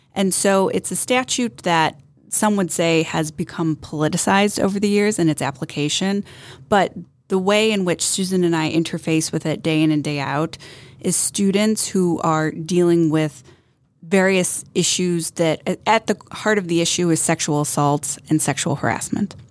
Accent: Northeastern Ohio, United States; also born or lived in Boston; born and raised in Northeastern Ohio

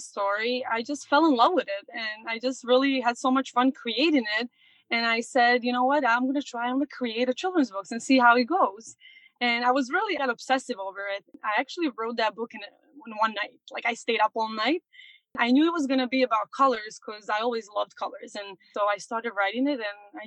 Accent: Montenegro; moved away as an adult; now in New York, United States; I was born and raised in Montenegro, and I came here when I was 19 to US. So it's been almost 14 years that I'm here in New York.

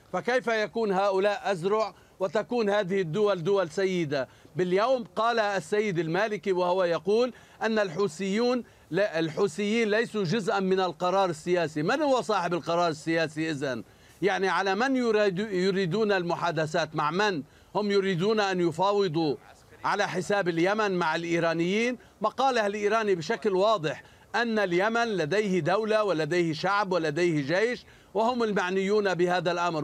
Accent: Lebanon; أنا كمواطن لبناني

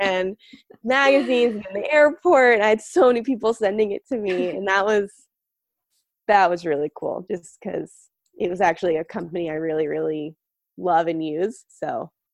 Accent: outside of Las Vegas, Nevada, United States; I grew up outside of Vegas

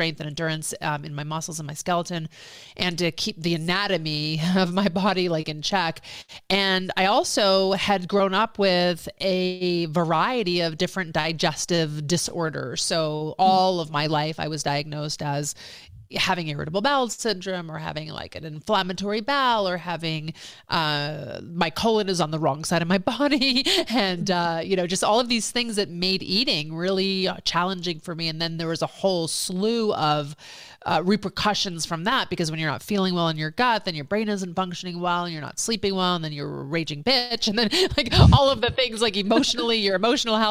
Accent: Philadelphia, Pennsylvania, United States; moved away as an adult; also born or lived in New York / Boston / Los Angeles; I'm from the East Coast originally, born in New York, moved to Philadelphia area, went to college in Boston, came home, moved into downtown Philadelphia

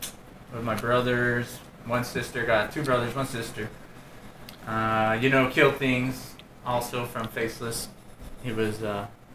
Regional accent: Hatch, New Mexico, United States; I grew up in Hatch.

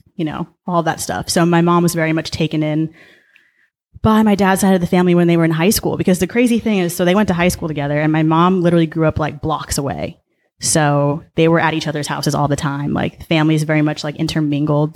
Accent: Mission Viejo, California, United States; also born or lived in Boulder, Colorado / Denver, Colorado; I was born and raised in Orange County

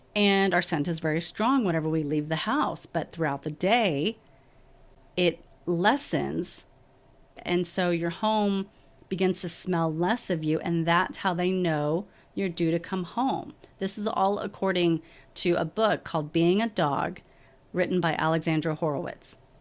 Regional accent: Texas, United States; moved away as an adult; now in Salt Lake City, United States; I'm originally from Texas

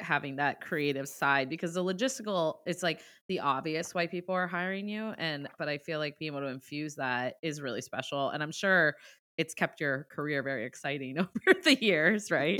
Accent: Ohio, United States; now in Boston, United States; I'm from Ohio. I'm a Midwest girl too

